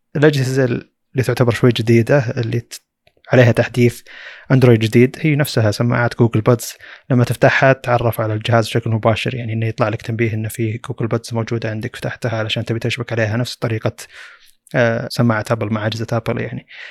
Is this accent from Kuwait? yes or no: no; Saudi Arabia; عندنا في السعوديه